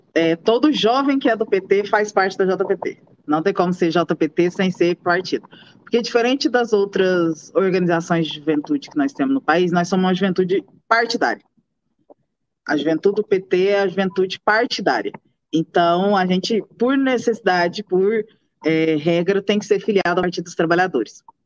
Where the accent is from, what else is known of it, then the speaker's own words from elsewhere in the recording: Morrinhos, Goiás, Brazil; Eu sou de Morrinhos, interior do estado de Goiás. Nasci em novembro de 95.